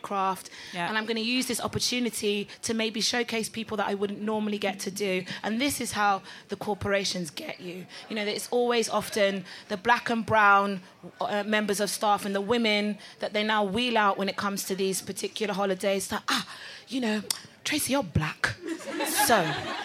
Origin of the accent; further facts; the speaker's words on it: Delta, Nigeria; I'm Nigerian and I'm from Delta State.